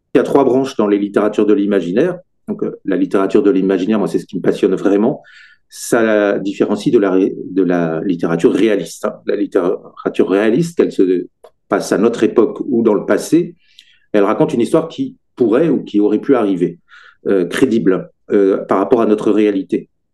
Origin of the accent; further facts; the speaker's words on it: Brittany, France; moved away as an adult; now in Sarthe, France; je suis originaire de Bretagne